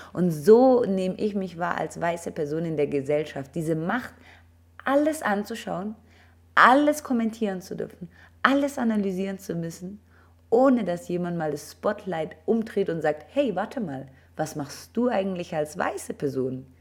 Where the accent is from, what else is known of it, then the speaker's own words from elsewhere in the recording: Germany; bin ich ja in Deutschland aufgewachsen